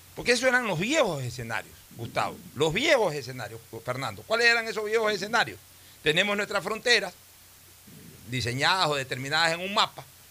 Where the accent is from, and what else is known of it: Ecuador